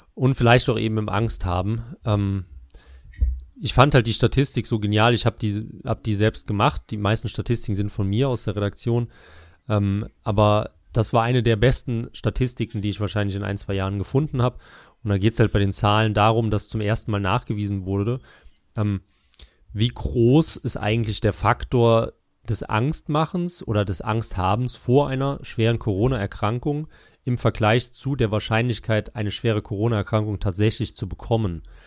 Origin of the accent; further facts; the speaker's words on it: near Trier, Rhineland-Palatinate, Germany; Und ich weiß noch als Kind, bei uns in Rheinland-Pfalz, Nähe Trier